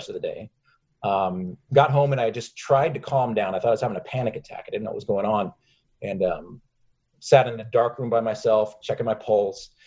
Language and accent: English; Seattle, Washington, United States; We lived up in Seattle